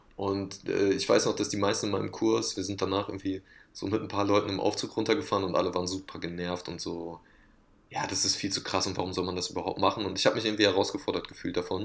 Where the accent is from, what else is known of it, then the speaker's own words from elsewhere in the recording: Oberhausen, North Rhine-Westphalia, Germany; ich komme aus Oberhausen, einer Stadt im Ruhrgebiet